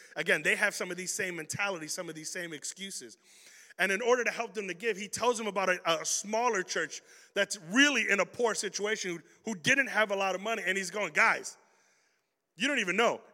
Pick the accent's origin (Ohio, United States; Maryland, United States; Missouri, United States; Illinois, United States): Illinois, United States; Chicago; I'm a kid from Chicago